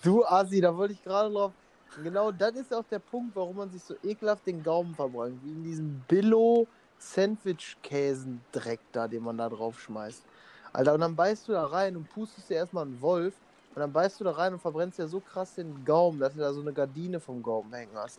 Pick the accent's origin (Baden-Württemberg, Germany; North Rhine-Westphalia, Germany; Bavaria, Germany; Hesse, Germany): North Rhine-Westphalia, Germany; Emmerich am Rhein; wir kommen aus Emmerich am Rhein